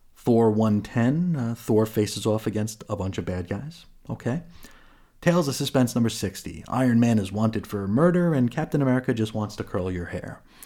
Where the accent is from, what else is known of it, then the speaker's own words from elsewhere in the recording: New York, United States; I'm from New York